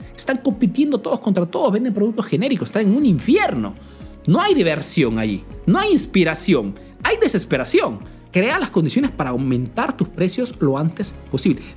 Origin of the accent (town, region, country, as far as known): Peru; now in Italy